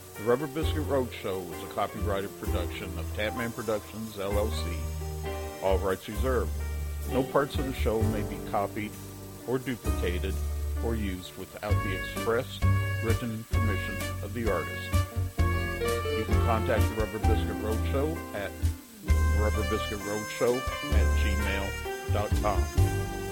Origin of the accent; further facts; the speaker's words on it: Kansas, United States; finally being back within my home state